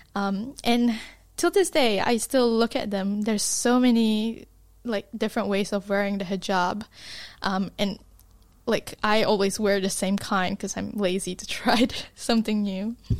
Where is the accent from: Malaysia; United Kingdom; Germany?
Malaysia; now in Dunedin, New Zealand; I was from Malaysia. Malaysia is, like, really hot